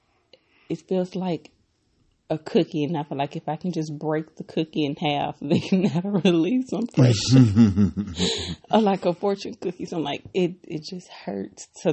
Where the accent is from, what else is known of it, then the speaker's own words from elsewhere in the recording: United States; accent: American; my American accent